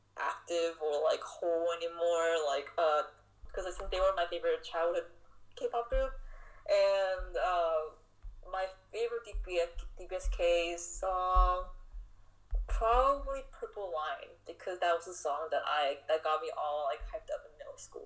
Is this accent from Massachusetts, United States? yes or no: no; California, United States; also born or lived in Florida; because when I was in third grade, I moved from Florida, from California to Florida. And in California, like, I, like, had a lot of Asian friends and didn't really feel out of place.